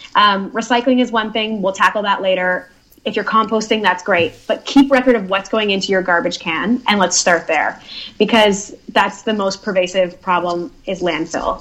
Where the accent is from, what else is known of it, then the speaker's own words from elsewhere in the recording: Nova Scotia, Canada; I grew up in Nova Scotia, which is full of nature